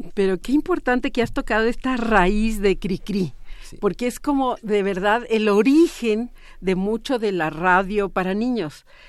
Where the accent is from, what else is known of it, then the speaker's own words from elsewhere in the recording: Mexico; una herencia que tenemos como pueblo mexicano